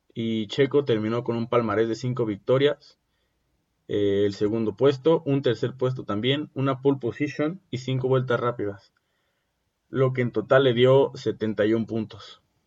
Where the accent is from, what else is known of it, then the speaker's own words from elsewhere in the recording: Mexico; uno como mexicano